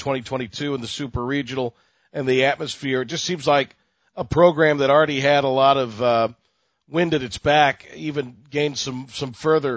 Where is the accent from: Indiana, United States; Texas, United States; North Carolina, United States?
North Carolina, United States; eastern; But we grew up in the East, and we grew up at a time where not every game was on television.